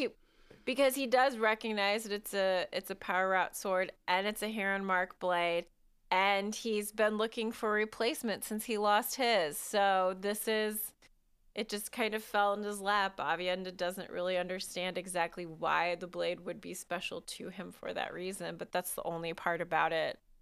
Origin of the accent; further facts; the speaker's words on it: United States; I'm an American